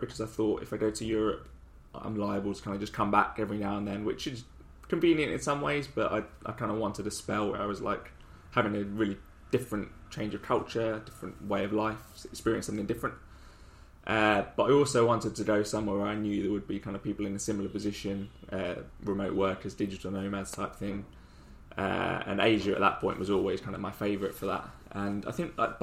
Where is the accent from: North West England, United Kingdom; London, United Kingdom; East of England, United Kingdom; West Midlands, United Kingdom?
London, United Kingdom; moved away as an adult; also born or lived in Nottingham; now in Ho Chi Minh City, Vietnam; Bordering Surrey, but yeah, London, Croydon.